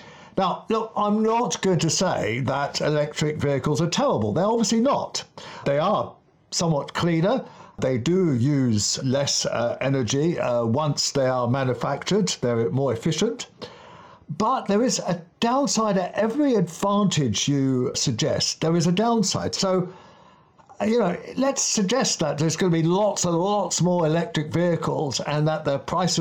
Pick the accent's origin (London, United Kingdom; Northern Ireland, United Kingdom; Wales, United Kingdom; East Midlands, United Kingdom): London, United Kingdom; When I was a kid in the 1960s, growing up in Kensington, up on Camden Hill